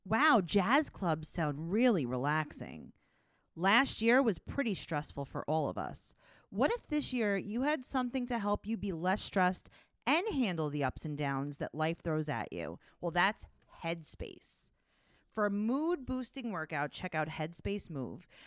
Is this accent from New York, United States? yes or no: yes; New York City, New York, United States; am from Forest Hills, Queens. I live in Kew Gardens now